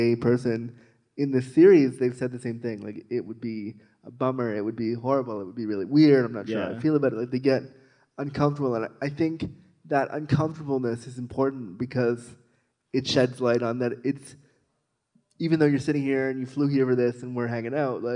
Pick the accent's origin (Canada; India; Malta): Canada; Toronto, Ontario; I'm from Toronto